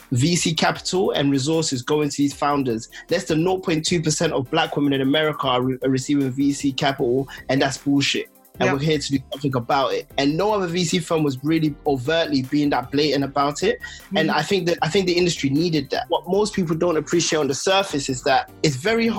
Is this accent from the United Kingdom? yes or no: yes; London, United Kingdom; I was born in London